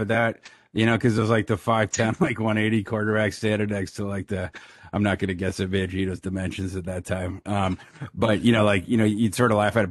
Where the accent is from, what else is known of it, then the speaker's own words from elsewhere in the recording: Brainerd, Minnesota, United States; moved away; also born or lived in Kansas; I'm from Brainerd, Minnesota